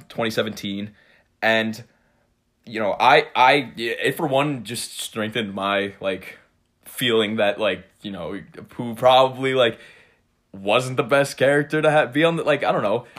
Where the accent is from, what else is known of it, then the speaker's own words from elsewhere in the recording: Cold Spring, New York, United States; I'm from Cold Spring. It's, uh, it's a very small town.